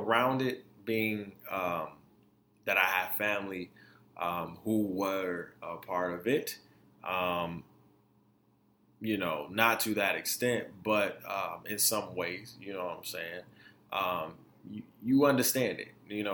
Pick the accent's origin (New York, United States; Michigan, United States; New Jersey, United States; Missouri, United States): Michigan, United States; Detroit; also born or lived in Florida; 85% to 90% of me being raised was in Detroit